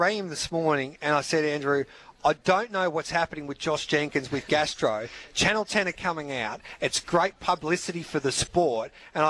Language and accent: English; Mildura, Victoria, Australia; also born or lived in Birchip, Victoria / Ballarat; I'm a boy from Mildura growing up.